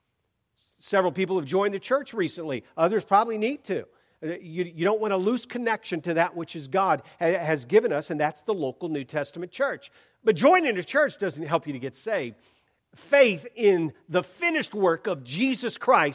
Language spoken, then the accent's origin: English; Portland, Oregon, United States; I'm from Portland